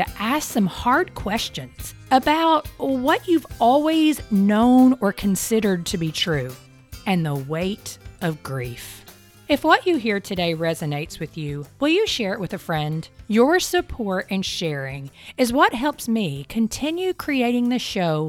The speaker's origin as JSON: {"language": "English", "region": "Kentucky", "country": "United States", "tie": "born or raised there", "said": "I grew up in Kentucky"}